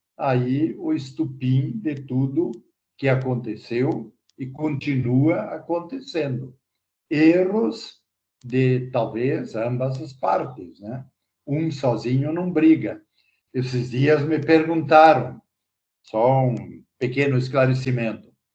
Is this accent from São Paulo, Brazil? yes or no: no; Rio Negrinho, Santa Catarina, Brazil; Estamos em São Bento, mas eu sou natural de Renegrinho